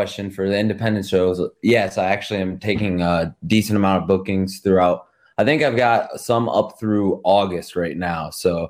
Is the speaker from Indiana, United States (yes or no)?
no; Rossford, Ohio, United States; I'm in Rossford, Ohio. Okay. Yeah. My hometown. I'm born and raised here, 1998.